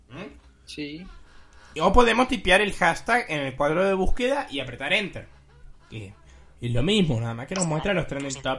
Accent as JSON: {"language": "Spanish", "country": "Mexico", "said": "Soy mexicano."}